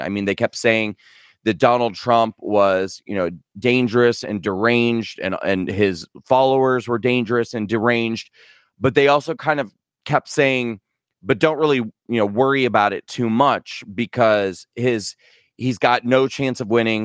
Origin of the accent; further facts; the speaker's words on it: Nebraska, United States; moved away; I'm an American citizen who grew up in the Midwest in a small town in a state called Nebraska